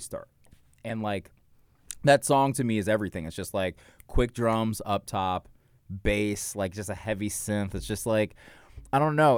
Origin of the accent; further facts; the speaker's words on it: Marietta, Georgia, United States; also born or lived in New York; now in Los Angeles, United States; Marietta, Georgia